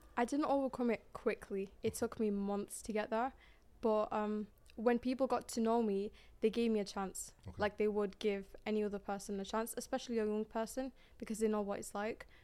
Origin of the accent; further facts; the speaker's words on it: Manchester, North West England, United Kingdom; I'm from Manchester